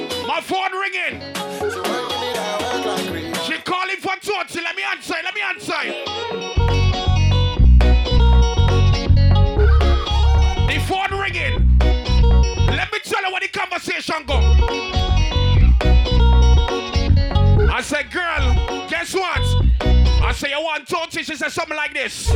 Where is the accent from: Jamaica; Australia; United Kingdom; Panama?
Jamaica; I'm from Jamaica